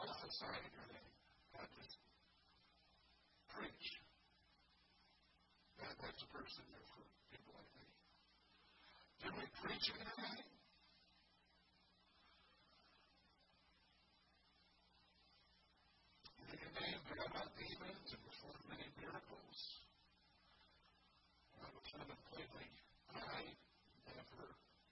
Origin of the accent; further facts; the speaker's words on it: Indiana, United States; now in Michigan, United States; I grew up in Indiana